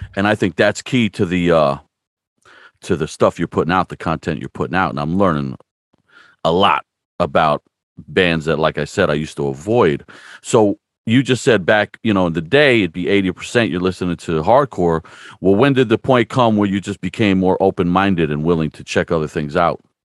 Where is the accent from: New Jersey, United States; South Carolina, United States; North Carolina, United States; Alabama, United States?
New Jersey, United States; now in Stroudsburg, United States; I'm actually from New Jersey myself, but I moved out here as a young guy